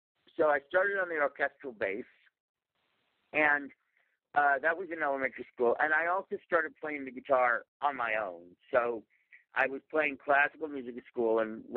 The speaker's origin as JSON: {"language": "English", "region": "New York", "country": "United States", "tie": "born or raised there", "said": "I grew up in New York"}